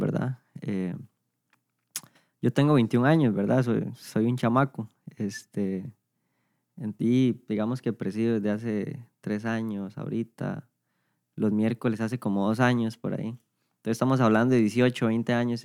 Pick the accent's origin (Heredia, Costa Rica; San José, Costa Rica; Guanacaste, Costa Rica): San José, Costa Rica; San Isidro de El General; aquí nací, de aquí he sido desde toda la vida